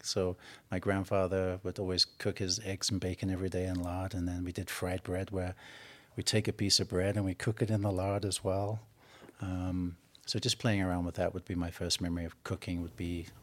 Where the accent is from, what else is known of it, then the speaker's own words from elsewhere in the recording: England, United Kingdom; Growing up in England, our holidays were going camping over to southern France and Normandy